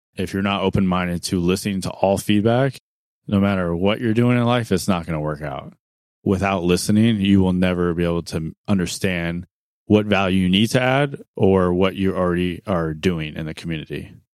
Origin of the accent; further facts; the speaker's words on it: Arizona, United States; I was born and raised in Arizona